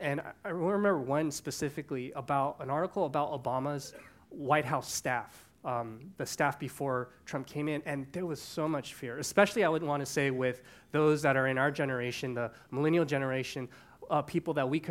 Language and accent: English; Canada; born there; unfortunately, I was born in Canada, so that's not the U.S.